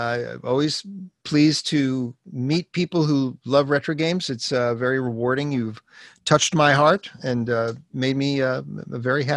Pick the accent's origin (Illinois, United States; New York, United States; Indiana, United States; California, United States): New York, United States; Brooklyn; now in Los Angeles, United States; I grew up in Brooklyn, New York, and the Americana Hotel in downtown Manhattan was the host to the first one I think was 1972.